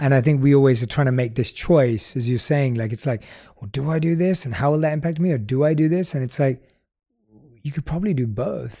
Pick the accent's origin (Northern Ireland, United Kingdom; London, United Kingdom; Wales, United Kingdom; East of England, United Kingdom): London, United Kingdom; growing up in London